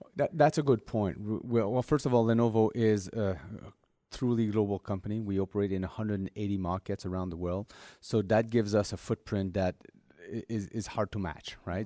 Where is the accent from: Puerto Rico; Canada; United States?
Canada; Montreal, Quebec; my hometown in Montreal